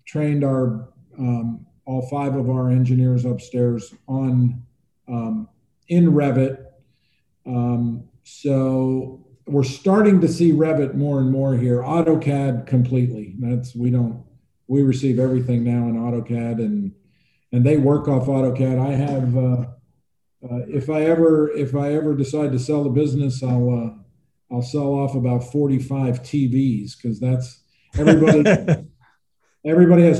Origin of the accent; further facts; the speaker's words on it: Pennsylvania, United States; moved away; also born or lived in New York; growing up in Pennsylvania